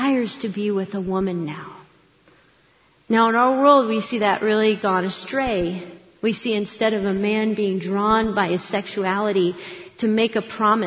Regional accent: Akron, Ohio, United States; I grew up in Akron, Ohio, not far from Cleveland.

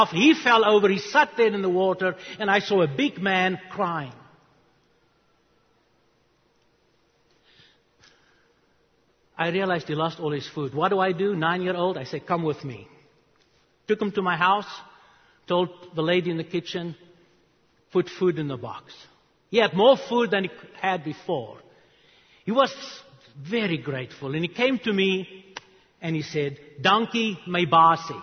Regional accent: South Africa; English is a second language; moved away as an adult; also born or lived in Charlotte, North Carolina; now in United States; I was 9 years old. I grew up in South Africa.

